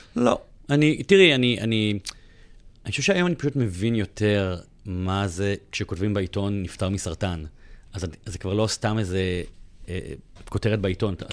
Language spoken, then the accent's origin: Hebrew; Bat Yam, Tel Aviv District, Israel; moved away as an adult; אני עזבתי את הבית בגיל 21, ועברתי לתל אביב מבת ים